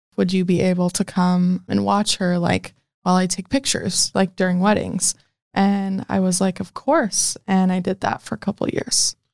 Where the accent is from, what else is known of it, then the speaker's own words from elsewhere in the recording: Omaha, Nebraska, United States; I am from Omaha, Nebraska